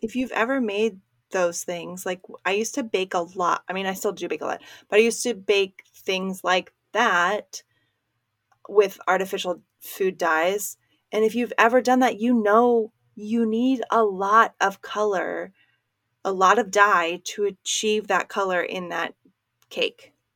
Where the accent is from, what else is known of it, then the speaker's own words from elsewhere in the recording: Maryland, United States; moved away; where I grew up in Maryland